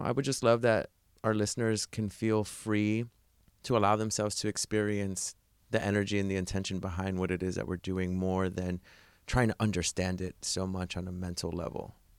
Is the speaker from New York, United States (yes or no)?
yes; New York City, New York, United States; moved away; my hometown, New York City